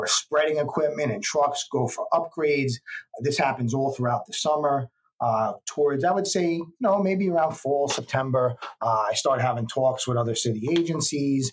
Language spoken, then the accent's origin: English; New York City, New York, United States; I grew up in the Bronx and Riverdale.